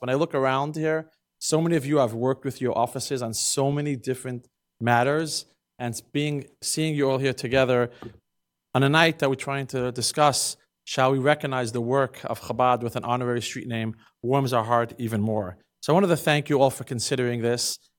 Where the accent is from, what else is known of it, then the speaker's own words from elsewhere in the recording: New York City, New York, United States; moved away as an adult; now in Champaign, United States; growing up in New York